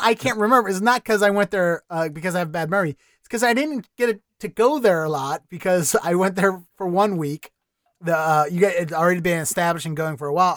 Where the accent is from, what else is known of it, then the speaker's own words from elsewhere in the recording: Baltimore, Maryland, United States; now in Austin, United States; I'm from Baltimore originally.